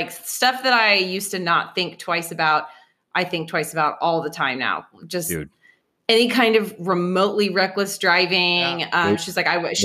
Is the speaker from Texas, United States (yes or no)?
yes; Austin, Texas, United States; living here in Austin, like I am, and I'm from Austin